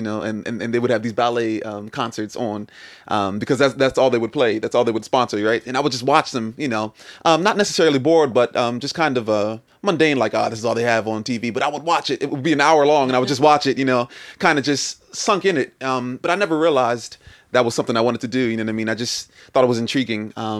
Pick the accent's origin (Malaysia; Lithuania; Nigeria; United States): Nigeria; I'm Nigerian, so like it's in our culture.